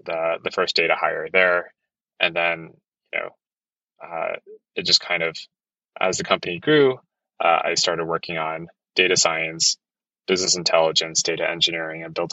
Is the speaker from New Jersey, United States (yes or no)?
yes; East Coast, New Jersey, United States; moved away as an adult; also born or lived in Hong Kong; now in San Francisco, United States; I'm originally from the East Coast. Super cold winters, didn't want to be in New Jersey